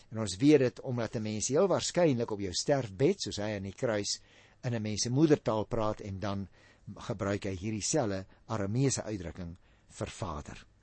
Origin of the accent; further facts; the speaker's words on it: Western Cape, South Africa; Nou ek praat nogal van ek omdat ek daarmee groot geword het in Goeie Kaap. Maar hoe langer ek hier in die noorde, ek wil amper vir jou sê in die buiteland woon